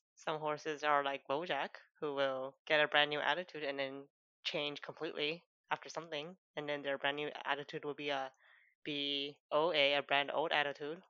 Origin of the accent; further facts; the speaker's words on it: Canada; we grew up in Canada